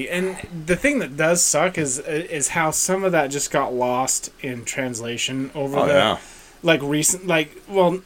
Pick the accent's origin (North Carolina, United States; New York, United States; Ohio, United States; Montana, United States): Montana, United States; West Yellowstone; I grew up in West Yellowstone. So I grew up around Yellowstone National Park.